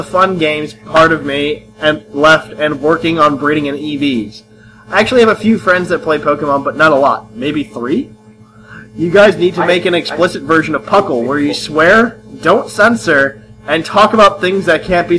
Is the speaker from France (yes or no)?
no; Australia; I'm from Australia.